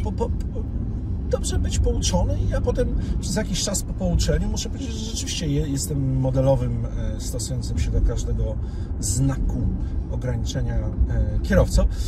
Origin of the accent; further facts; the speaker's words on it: Warsaw, Masovian Voivodeship, Poland; ja jestem od urodzenia z Saskiej Kępy